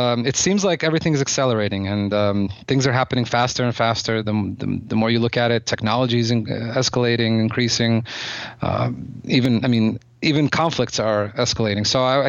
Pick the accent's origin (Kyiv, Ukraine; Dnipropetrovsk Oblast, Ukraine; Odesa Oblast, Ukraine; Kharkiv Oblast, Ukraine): Odesa Oblast, Ukraine; Odesa; Yeah, I was born in Ukraine. The city that it's a complicated subject, because the city that I came from, Odessa, was most major cities in Ukraine at the time